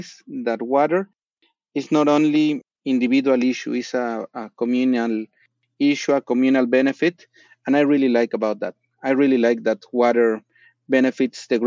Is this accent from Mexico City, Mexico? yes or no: yes; Mexico City, Mexico; moved away as an adult; So I was born in Mexico City, La Ciudad de Mexico. Grew up there 26 years of my life.